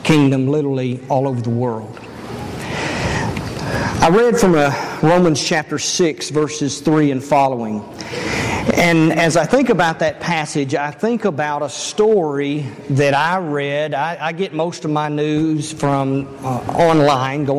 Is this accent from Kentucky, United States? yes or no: yes; Elizabethtown, Kentucky, United States; moved away; I grew up in Elizabethtown, Kentucky